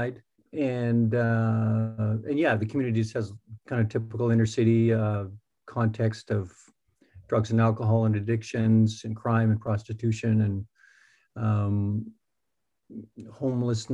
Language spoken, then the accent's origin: English; Canada; I'm a Canadian citizen, lived here all my life